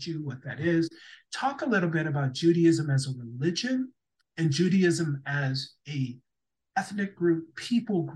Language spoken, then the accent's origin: English; St. Louis Park, Minnesota, United States; I grew up in St. Louis Park, Minnesota, greatest place on earth